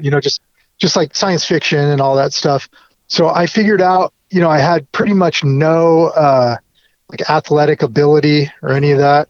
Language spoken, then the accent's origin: English; Orange County, California, United States; also born or lived in Compton, Los Angeles; I was born in LA and then my parents moved us to Orange County, so I grew up, you know, in not as tough of a part of town